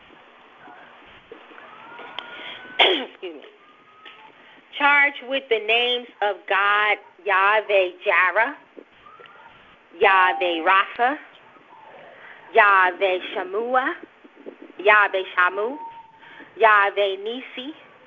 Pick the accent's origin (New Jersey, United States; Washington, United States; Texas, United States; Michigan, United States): New Jersey, United States; I talk fast. I'm from Jersey.